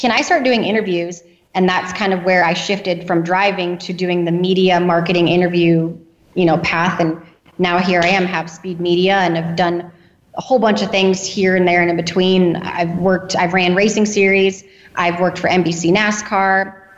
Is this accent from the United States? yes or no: yes; North Dakota, United States; I'm from North Dakota. So grew up racing go-karts around the North Dakota area.